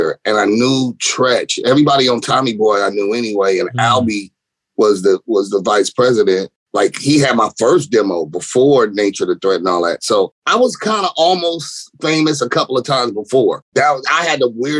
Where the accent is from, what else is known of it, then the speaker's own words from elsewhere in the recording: West Coast, United States; I'm a West Coast kid. I'm born and raised. I'm a native.